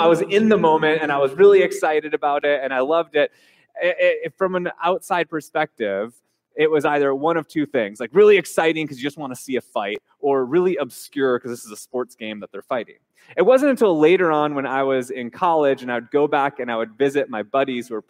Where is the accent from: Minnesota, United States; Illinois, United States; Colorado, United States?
Minnesota, United States; now in Hawaii, United States; I grew up in Minnesota, the state of hockey